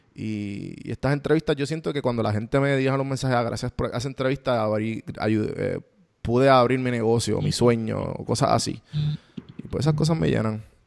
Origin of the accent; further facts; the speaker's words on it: Puerto Rico; first language Spanish; moved away as an adult; now in Atlanta, United States; yo soy puertorriqueño